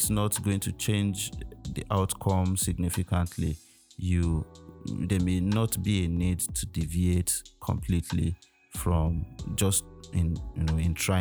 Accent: Nigeria; as a Nigerian citizen

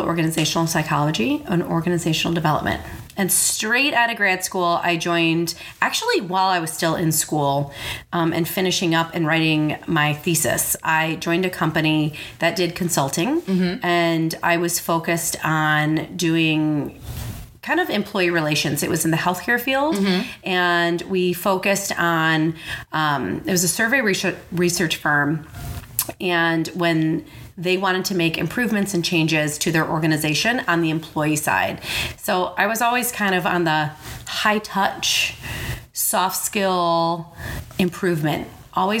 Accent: suburbs of Chicago, Illinois, United States; accent: Chicago; moved away as an adult; So I grew up in the suburbs of Chicago in a little town called Monaca, Illinois.

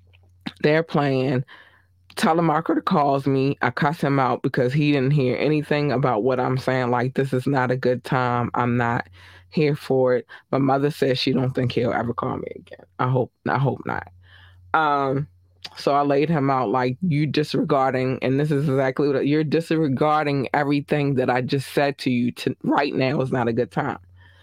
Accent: Baltimore, Maryland, United States; I grew up in Baltimore City. So the one thing that I noticed is that when they're flying a little lower and circling the helicopter, they're looking for somebody. I know this because I'm a hood baby, right?

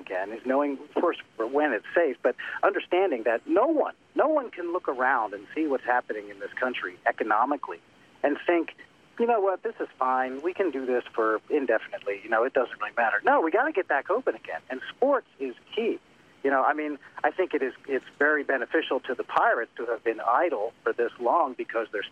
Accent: Delaware County, Pennsylvania, United States; I grew up in Delaware County also, near Ridley. I went to Ridley High School.

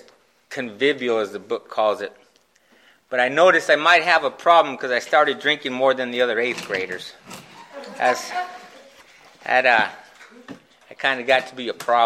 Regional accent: Phoenix, Arizona, United States; I grew up in West Phoenix

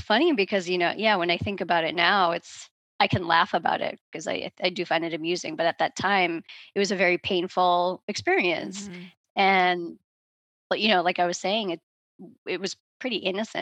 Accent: outside of Boston, Massachusetts, United States; I'm from outside of Boston, Massachusetts. That's where I grew up

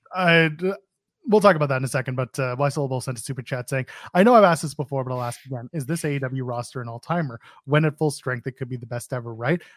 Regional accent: Canada; I'm Canadian.

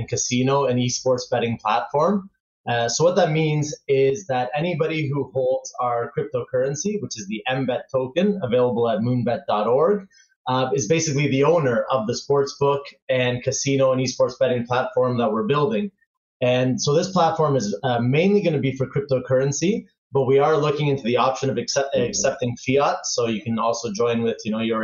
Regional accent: Toronto, Ontario, Canada; moved away as an adult; now in Barcelona, Spain; I grew up in Canada and from Toronto, so I spent almost 30 years there

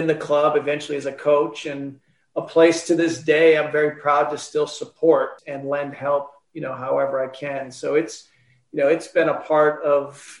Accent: La Crosse, Wisconsin, United States; also born or lived in French Island, Wisconsin; I grew up on the north side of La Crosse. So I'm an official North Sider

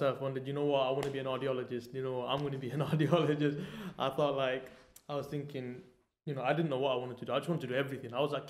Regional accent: Manchester, North West England, United Kingdom; also born or lived in Germany; I'm from Manchester.

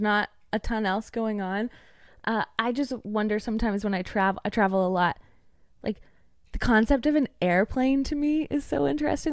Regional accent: East Tennessee, United States; moved away as an adult; now in Nashville, United States; I currently live in Nashville, so that would be about three to four hours away from me, but I grew up in East Tennessee

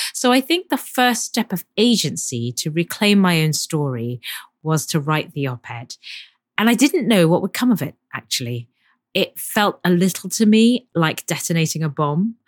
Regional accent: London, United Kingdom; I grew up in Chinese church in London

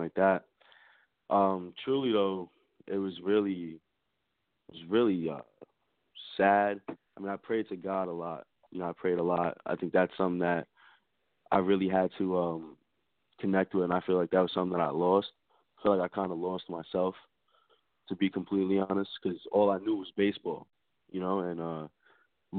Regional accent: New York City, New York, United States; I'm an artist from Staten Island, New York

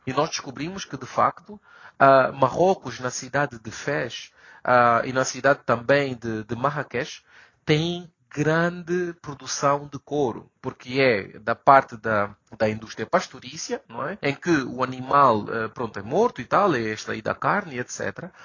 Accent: Luanda, Luanda Province, Angola; moved away as an adult; now in Morocco; Sou angolano, luandense

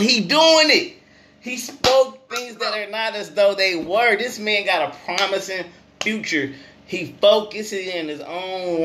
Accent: Flint, Michigan, United States; I'm from Flinttown, a.k.a. Bedrock

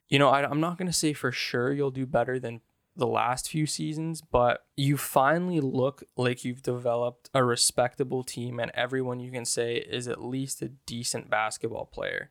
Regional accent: Canada; I'm Canadian

